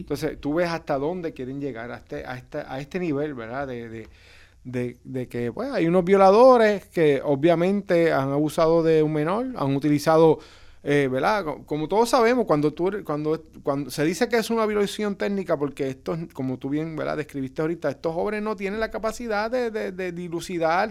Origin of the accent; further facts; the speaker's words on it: Puerto Rico; yo me crié en Coto el que sabe, pero la, en la área vieja